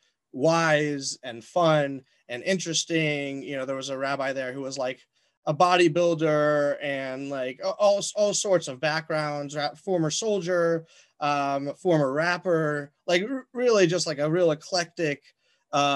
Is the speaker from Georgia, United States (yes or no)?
yes; Atlanta, Georgia, United States; I grew up in Atlanta, Georgia.